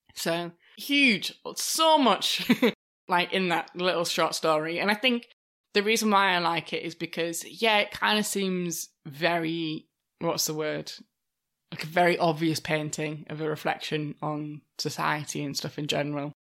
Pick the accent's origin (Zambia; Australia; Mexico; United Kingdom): United Kingdom; as British people